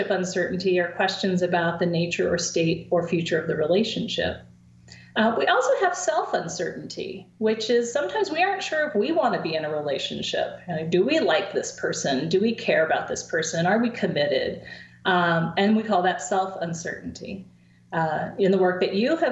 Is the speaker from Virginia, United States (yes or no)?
no; coast of Oregon, United States; now in State College, United States; in my hometown on the coast of Oregon